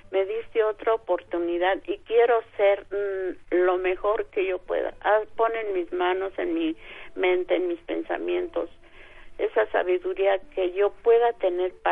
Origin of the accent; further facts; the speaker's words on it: Senguio, Michoacán, Mexico; moved away; nosotros somos del estado de Michoacán, allá de Sengio, el, este, entonces pues toda mi familia se vino para acá